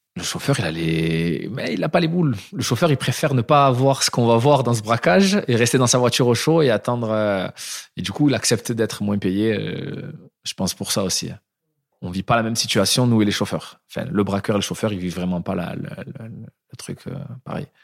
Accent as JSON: {"language": "French", "town": "Marignane", "region": "Provence-Alpes-Côte d'Azur", "country": "France", "tie": "born or raised there", "said": "Je viens d'une petite ville du sud de la France, de, de Marignane"}